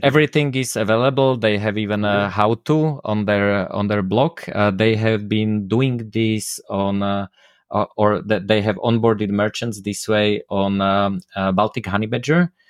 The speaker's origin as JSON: {"language": "English", "country": "Slovakia", "first_language": "Slovak", "second_language": "English", "said": "my native language slovak"}